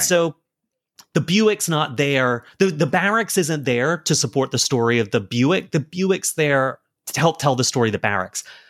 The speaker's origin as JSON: {"language": "English", "region": "South Carolina", "country": "United States", "said": "I'm from South Carolina."}